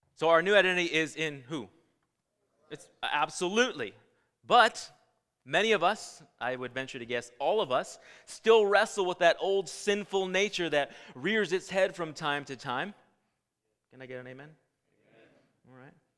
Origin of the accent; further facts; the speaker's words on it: California, United States; I was born and raised in California.